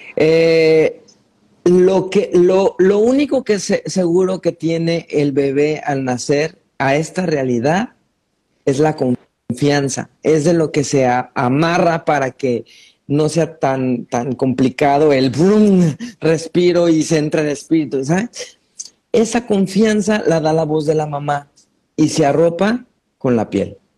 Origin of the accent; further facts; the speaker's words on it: Mexico; como mexicano